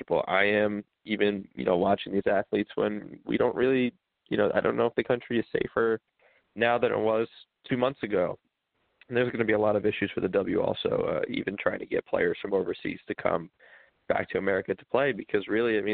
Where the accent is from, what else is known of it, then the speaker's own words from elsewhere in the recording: New York, United States; now in Washington, D.C., United States; I'm from New York, so they've had it really bad up there. And that's where my whole family lives.